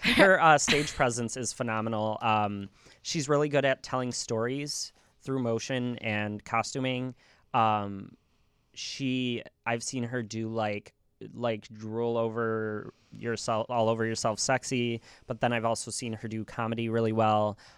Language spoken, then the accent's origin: English; Cary, Illinois, United States; "Cary," 'cause that's where, you know, I grew up